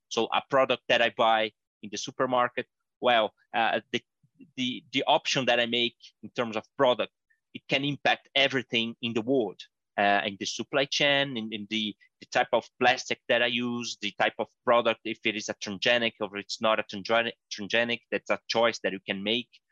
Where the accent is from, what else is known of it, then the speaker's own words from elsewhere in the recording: Brazil; I'm from Brazil